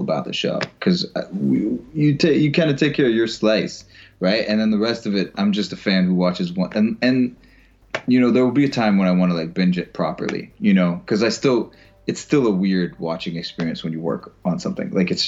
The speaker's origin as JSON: {"language": "English", "region": "Florida", "country": "United States", "said": "I'm from Florida"}